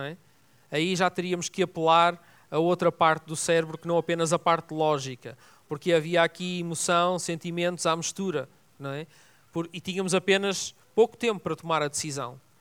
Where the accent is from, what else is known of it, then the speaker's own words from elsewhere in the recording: Vila Nova de Gaia, Norte, Portugal; also born or lived in Lisbon; estava numa piscina lá em Vila Nova de Gaia, onde eu fui educado. Nasci em Lisboa, mas fui educado lá em cima